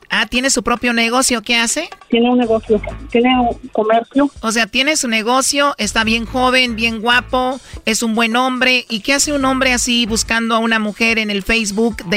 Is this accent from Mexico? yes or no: yes; San Luis Potosí, Mexico; yo soy de San Luis también